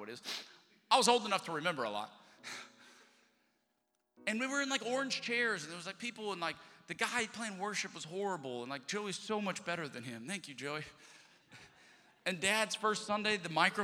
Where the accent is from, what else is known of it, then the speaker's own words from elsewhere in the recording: the South, United States; moved away as an adult; also born or lived in Alabama; now in Texas, United States; I'm from the South